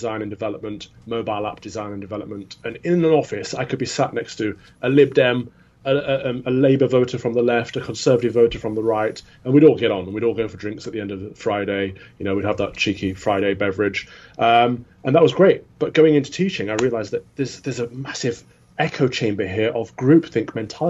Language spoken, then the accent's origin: English; Midlands, United Kingdom; I grew up in the Midlands